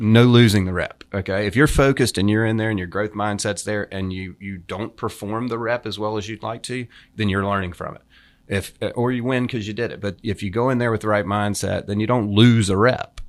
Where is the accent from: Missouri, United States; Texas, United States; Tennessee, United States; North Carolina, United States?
North Carolina, United States; coast of; also born or lived in Hilton Head, South Carolina / Saint Simons Island, Georgia; now in Jupiter, United States; Grew up on the coast of North Carolina